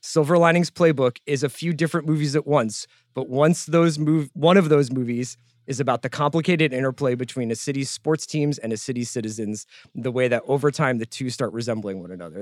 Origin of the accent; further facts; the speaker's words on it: Philadelphia, Pennsylvania, United States; We're all from Philadelphia